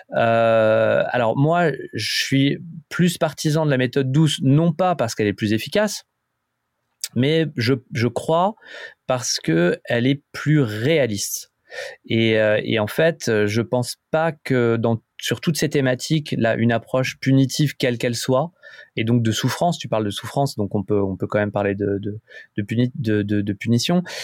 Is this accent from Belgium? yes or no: no; France; en tant que en tant que français